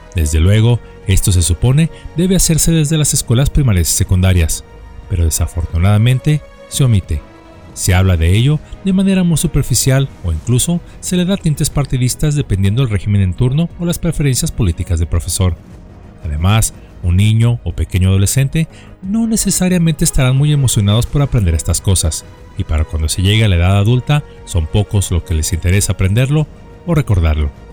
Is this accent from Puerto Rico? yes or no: no; Mexico; en nuestro país